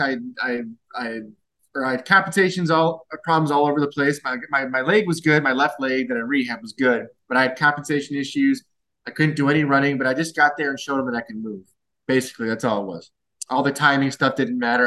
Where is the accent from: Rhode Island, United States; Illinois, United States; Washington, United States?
Illinois, United States; Glen Ellyn; I'm from Glen Illinois